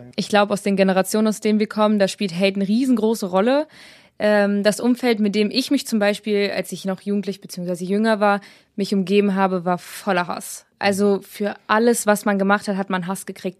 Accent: Braunschweig, Lower Saxony, Germany; ich bin 20, ich komme aus Braunschweig

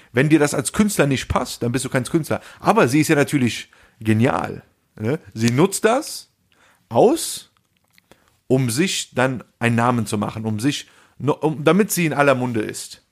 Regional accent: Rhineland, Germany; Wo sind wir aufgewachsen? Im Rheinland

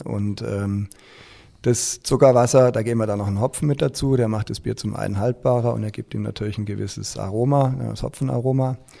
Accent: Stuttgart, Baden-Württemberg, Germany; moved away as an adult; also born or lived in Frankfurt; now in Schwäbisch Hall, Germany; ich bin ja eigentlich in Stuttgart groß geworden

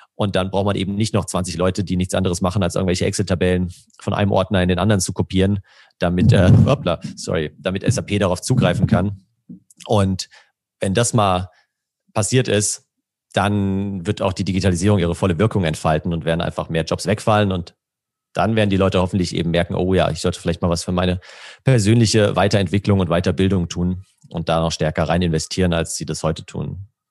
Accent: Germany; als Deutsche

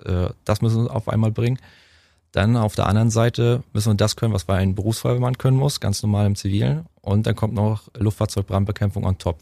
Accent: Waren, Mecklenburg-Vorpommern, Germany; In meiner Heimatstadt waren Müritz

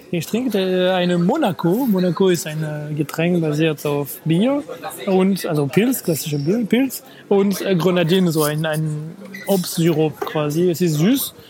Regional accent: France; moved away; meiner Heimatstadt

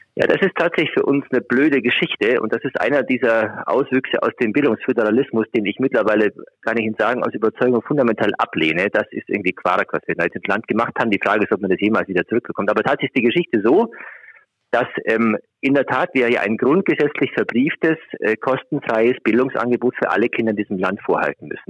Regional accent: Augsburg, Bavaria, Germany; moved away as an adult; also born or lived in Göttingen; now in Schleswig-Holstein, Germany; gebürtige Augsburger, also ja. beide Schwaben

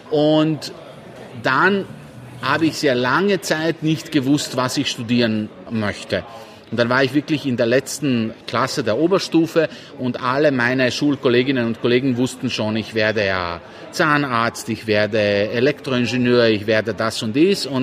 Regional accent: Sarajevo, Bosnia & Herzegovina; born there; Ich bin in Sarajevo geboren

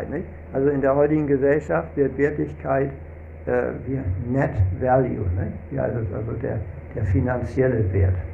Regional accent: Hamburg, Germany; Nein, Rantidev ist aus Litauen und ich bin aus Hamburg.

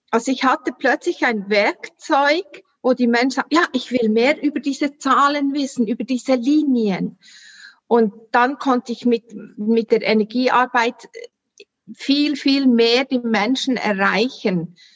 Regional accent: Solothurn, Switzerland; ich komme, wie man hört, an meinen Dialekt aus der Schweiz, Solothurn. Wie gesagt, du hast richtig gehört, 30 Kilometer von Bern, ist äh, im sogenannten Mittelland.

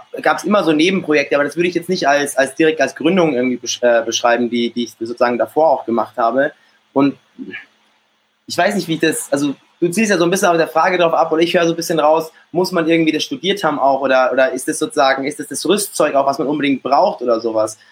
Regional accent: Munich, Bavaria, Germany; geboren in, in München und aufgewachsen auch in München, bin dann auch hier äh, zur Schule gegangen

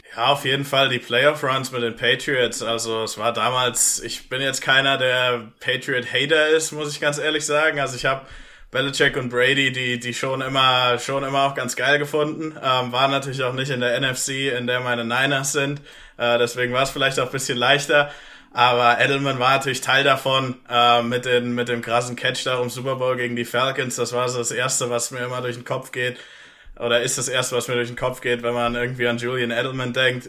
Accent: Germany; also born or lived in Pittsburgh, United States; ich bin Deutscher

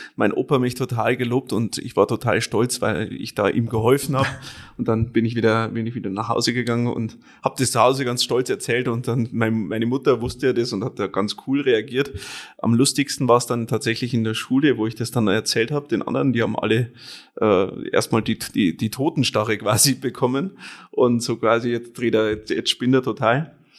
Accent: Penting, Bavaria, Germany; gebürtig komme ich aus äh, Penting

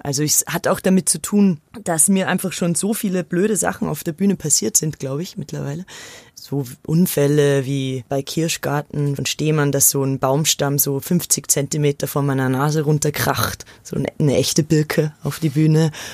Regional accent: Austria; now in Munich, Germany; Ich bin ja aus Österreich

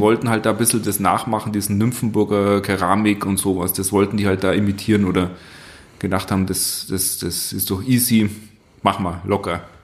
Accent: Southern Germany, Germany; hier im Süden. Also da, da gibt es ja so, so, so, so, so Unterschiede. Aber wir bezeichnen uns halt als Schreiner, nicht als Tischler.

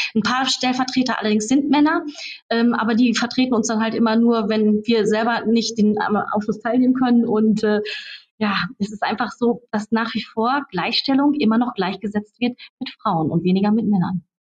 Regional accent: Raden, North Rhine-Westphalia, Germany; Ich bin zum Beispiel Stadtverbandsvorsitzende der CDU bei uns in Raden, in Sina und meiner Heimatstadt

